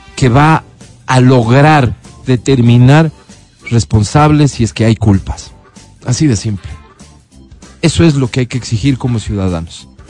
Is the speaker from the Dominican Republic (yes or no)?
no; Ecuador; como ecuatorianos